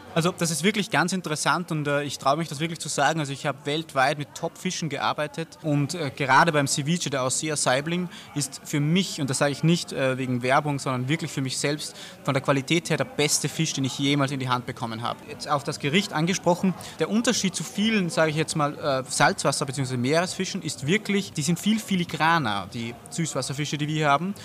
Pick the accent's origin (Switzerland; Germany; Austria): Austria; Wir kommen natürlich äh, aus Österreich